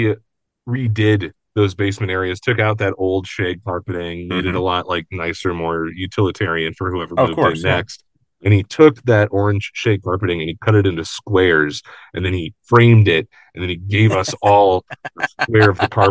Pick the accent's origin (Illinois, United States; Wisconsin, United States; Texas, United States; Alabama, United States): Wisconsin, United States; my basement growing up in Wisconsin, we had one room in the back